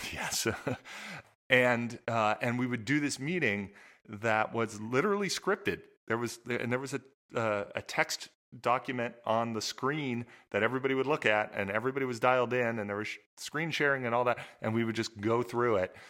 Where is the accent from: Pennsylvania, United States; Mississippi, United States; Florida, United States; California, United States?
California, United States; Southern; I grew up in Southern California.